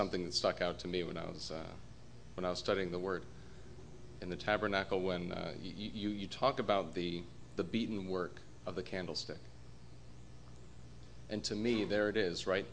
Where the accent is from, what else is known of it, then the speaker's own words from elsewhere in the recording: Colorado, United States; moved away; also born or lived in New Jersey; I'm from Colorado originally